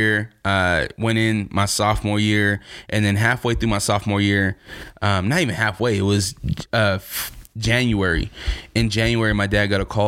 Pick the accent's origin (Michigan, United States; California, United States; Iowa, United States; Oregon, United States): Oregon, United States; Portland; moved away; when I first moved to Portland, I was on the northeast side, right off of Killingsworth. I went to Clarendon Elementary. I was raised in the Villa Projects right there